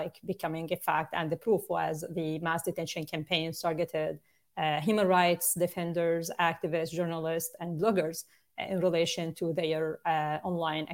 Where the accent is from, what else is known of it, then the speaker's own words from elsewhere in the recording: Syria; moved away; I'm originally from Syria.